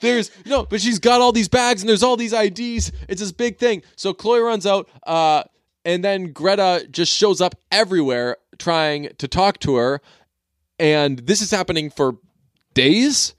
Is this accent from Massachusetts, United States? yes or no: yes; Boston suburbs, Massachusetts, United States; I'm from the burbs. So I'm not really from Boston